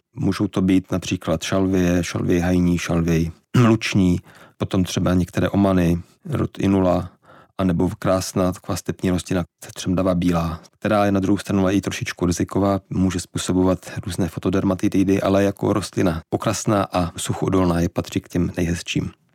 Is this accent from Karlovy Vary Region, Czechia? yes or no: no; Štramberk, Moravian-Silesian Region, Czechia; now in Prague, Czechia; pocházím ze Severní Moravy, ze Štramberka